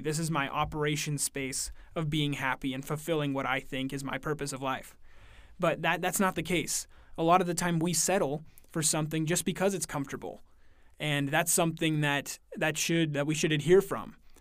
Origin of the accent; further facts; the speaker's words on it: Oakland, Oregon, United States; I'm from Oregon. I live in a really small town in Oregon called Oakland, Oregon